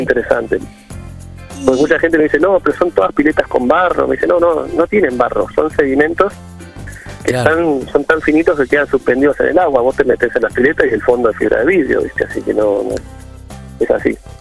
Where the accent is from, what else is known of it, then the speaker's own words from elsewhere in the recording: Bahía Blanca, Buenos Aires Province, Argentina; moved away; yo soy de Bahía Blanca, me mudé para escaparme también un poco de la ciudad